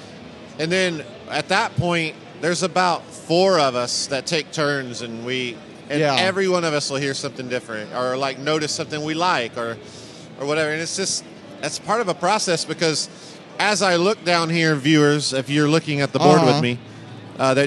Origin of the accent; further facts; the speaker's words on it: Alabama, United States; I grew up in Alabama in a trailer.